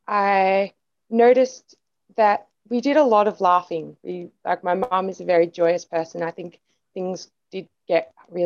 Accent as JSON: {"language": "English", "town": "Woodend", "region": "Victoria", "country": "Australia", "tie": "born or raised there", "also_born_or_lived": "Castlemaine, Australia / Kyneton, Australia", "lives_now": "Melbourne, Australia", "said": "I grew up in Woodend and Castlemaine, which is an hour and a half from Melbourne, where I live now. And so I was born in Kyneton, which was a tiny little town near Woodend because there wasn't a hospital in Woodend."}